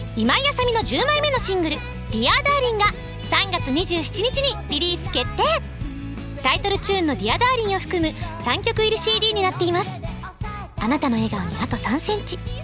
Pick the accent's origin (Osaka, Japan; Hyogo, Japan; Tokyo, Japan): Osaka, Japan; moved away; でも私も昔大阪だとねなかなか降らなかったので雪の思い出ってなかなかなかったんですけれども